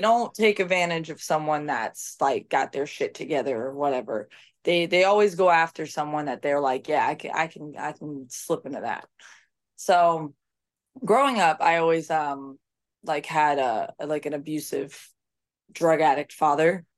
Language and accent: English; United States; I was American